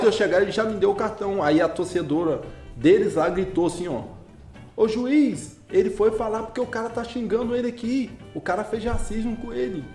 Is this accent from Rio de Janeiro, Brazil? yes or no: yes; Armação dos Búzios, Rio de Janeiro, Brazil; also born or lived in Campos dos Goytacazes; Eu sou natural de Campos, mas a minha vida, assim, mais em Búzios do que em Campos